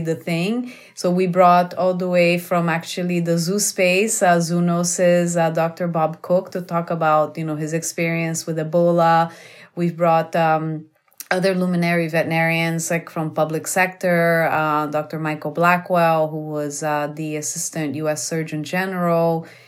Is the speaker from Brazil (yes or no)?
yes; Brazil; moved away; I'm from Brazil